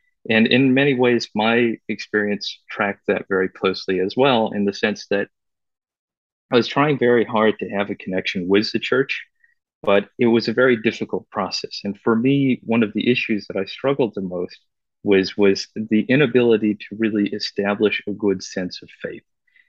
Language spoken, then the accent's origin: English; Vancouver, British Columbia, Canada; moved away; also born or lived in Beijing, China / China; I was born actually in Beijing. My parents immigrated to Vancouver when I was very young.